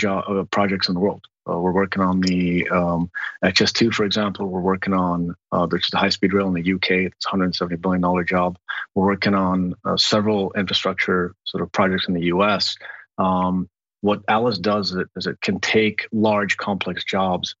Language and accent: English; Lebanon; moved away; also born or lived in Kabul, Afghanistan; I grew up in the Lebanese War